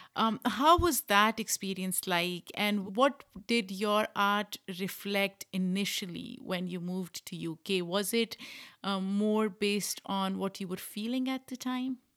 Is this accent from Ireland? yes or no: no; Pakistan; we are both from Pakistan